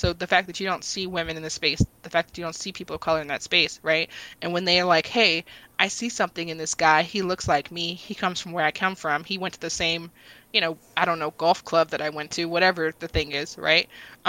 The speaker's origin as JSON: {"language": "English", "town": "Washington", "region": "District of Columbia", "country": "United States", "tie": "born or raised there", "said": "so for me, I'm from Northeast D.C., and I remind people all the time that I'm from Northeast D.C."}